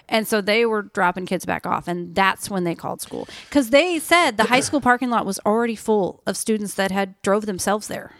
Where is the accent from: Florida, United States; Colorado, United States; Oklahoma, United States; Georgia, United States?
Oklahoma, United States; moved away; I grew up in Oklahoma, flat ground, you know, farmland